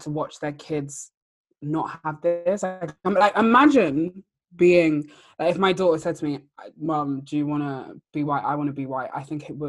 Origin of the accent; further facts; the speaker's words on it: London, United Kingdom; growing up in London